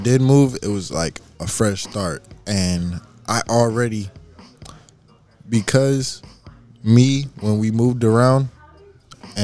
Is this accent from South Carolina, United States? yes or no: no; Pomona, California, United States; also born or lived in Ontario, California / Rancho Cucamonga, California / Riverside, California; I was raised out in Pomona, moved around a couple of times from like, you know, Ontario to Rancho to Riverside